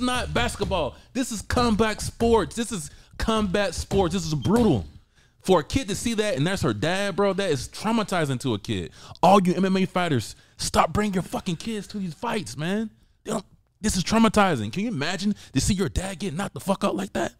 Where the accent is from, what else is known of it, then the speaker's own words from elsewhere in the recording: the South, United States; I'm from the South, right? So I pronounce my words different